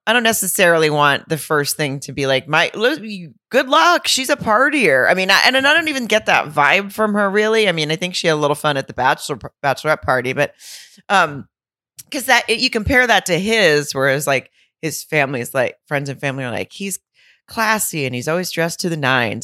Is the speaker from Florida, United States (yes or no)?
no; Arkansas, United States; moved away; my hometown in Arkansas, in Lowell, Arkansas